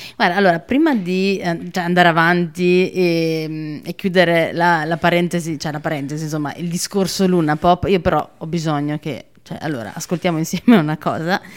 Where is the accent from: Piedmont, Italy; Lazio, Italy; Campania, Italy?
Campania, Italy; Naples; moved away as an adult; also born or lived in Trento; io sono di Secondigliano